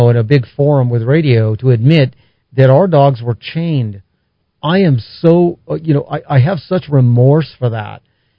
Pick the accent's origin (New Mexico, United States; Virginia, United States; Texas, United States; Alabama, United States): New Mexico, United States; Albuquerque; when I grew up on South Broadway, kind of a blighted area of Albuquerque back then and even now